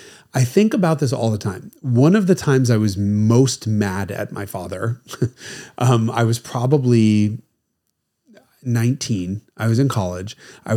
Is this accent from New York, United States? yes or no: yes; New York, United States; I remember laughing because I'm from New York, right?